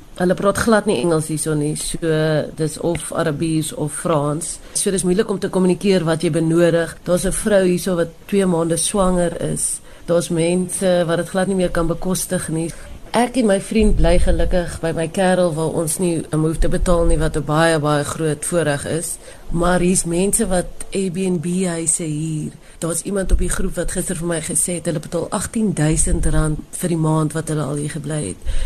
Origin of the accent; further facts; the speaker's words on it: South Africa; Ons is almal Suid-Afrikaners wat net terug wil kom na ons land toe